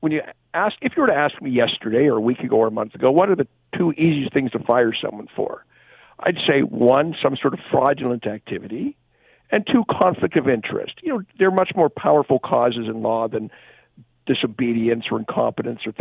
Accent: Hamilton, Ontario, Canada; I'm a Hamilton boy. I grew up in Hamilton, went to Westdale

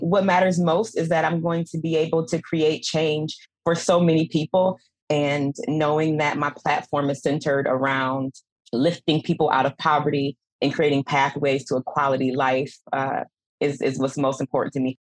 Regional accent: Buffalo, New York, United States; I'm from Buffalo. I grew up here, grew up poor.

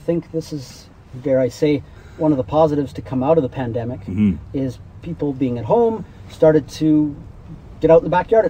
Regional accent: Waterton Lakes National Park, Alberta, Canada; I grew up here in Waterton Lakes National Park

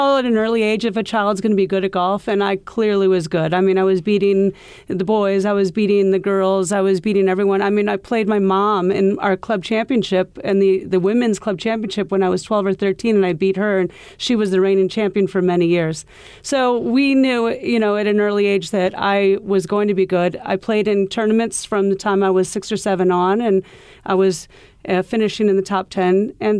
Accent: Iowa, United States; now in New York City, United States; You know, I came from Iowa where golf was huge. The Midwest golf is very big.

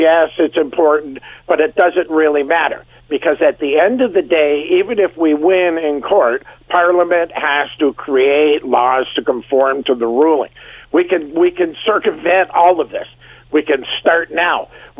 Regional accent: Canada; we're Canadian.

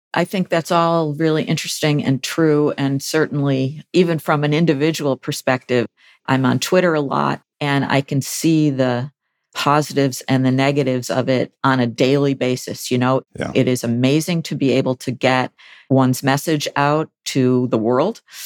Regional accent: Buffalo, New York, United States; I was the top editor of the Buffalo News, which is my hometown daily

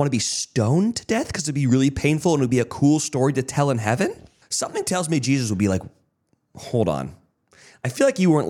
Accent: California, United States; Growing up in California

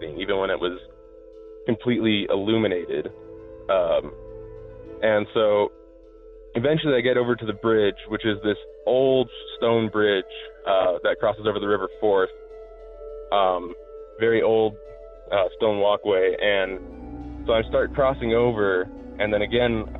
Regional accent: Albuquerque, New Mexico, United States; moved away; I'm from Albuquerque

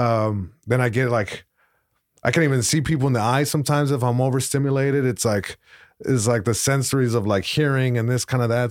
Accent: Long Beach, California, United States; first language Spanish; English is a second language; I grew up in Long Beach, right by the main, uh, library branch

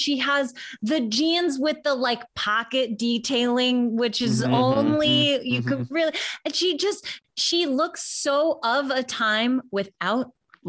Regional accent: Chicago, Illinois, United States; I'm from Chicago

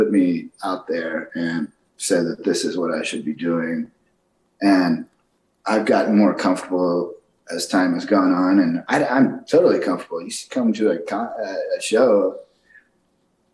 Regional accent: Austin, Texas, United States; moved away; my hometown, Austin, Texas

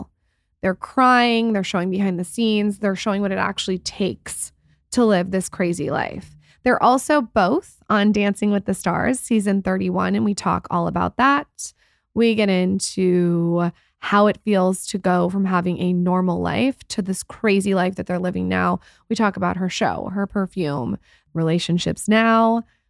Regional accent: San Diego, California, United States; now in Los Angeles, United States; I'm from San Diego, and when I moved up

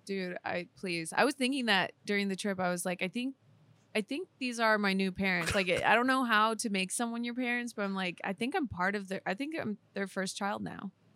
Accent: Fort Lauderdale, Florida, United States; I was born in Fort Lauderdale

